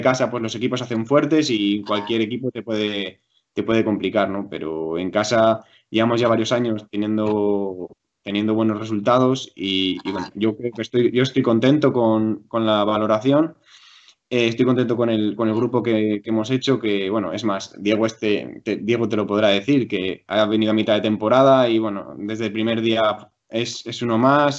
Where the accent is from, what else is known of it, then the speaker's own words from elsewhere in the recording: Valladolid, Castile and León, Spain; also born or lived in Madrid; yo nací en Madrid, pero me vine desde a los cinco años aquí a Valladolid